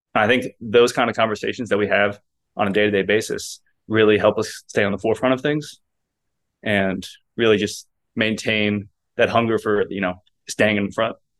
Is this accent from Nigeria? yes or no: no; Kentucky, United States; moved away as an adult; also born or lived in Arizona; I'm from Kentucky, so I had no family out west